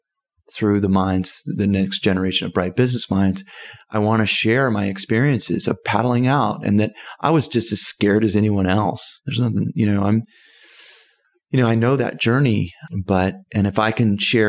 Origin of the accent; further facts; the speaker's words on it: Southern California, United States; I'm from Southern California